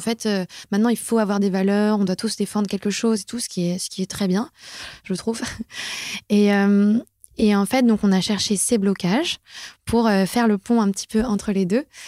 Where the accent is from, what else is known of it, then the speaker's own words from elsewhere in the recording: France; notre quota annuel en tant que Français